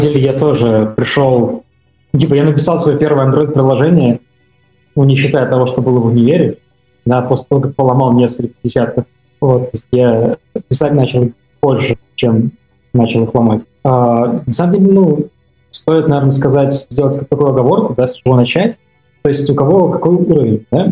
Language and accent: Russian; Tomsk, Tomsk Oblast, Russia; я сам из Томска